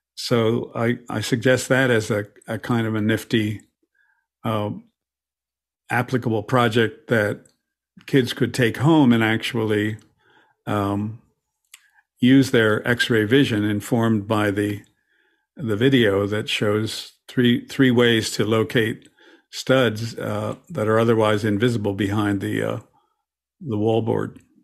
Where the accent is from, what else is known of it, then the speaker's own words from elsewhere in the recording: Philadelphia, Pennsylvania, United States; my hometown, P, Philadelphia